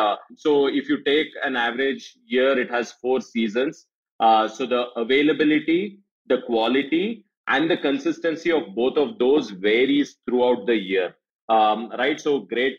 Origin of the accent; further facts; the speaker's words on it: Bangalore, Karnataka, India; born and brought up in Bangalore